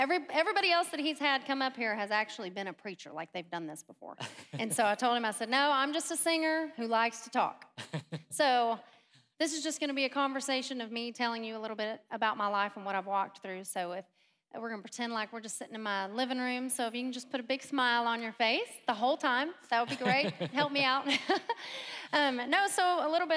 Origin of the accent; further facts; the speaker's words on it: Grapevine, Texas, United States; We live in Grapevine. Grew up in Grapevine. That's where my accent came from